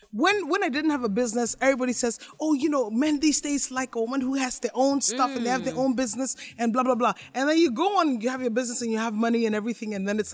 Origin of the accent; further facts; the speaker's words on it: Toronto, Ontario, Canada; now in Ghana; I come from Toronto.